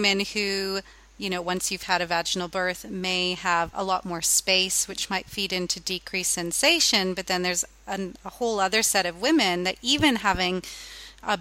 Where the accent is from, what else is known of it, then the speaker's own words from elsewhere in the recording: Canada; now in Australia; I am Canadian at heart, even though I am now an Australian